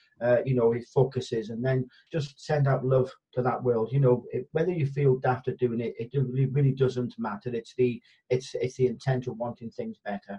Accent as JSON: {"language": "English", "region": "Wales", "country": "United Kingdom", "tie": "born or raised there", "said": "because I'm Welsh born, my father's Irish, so there's a lot of Celt there"}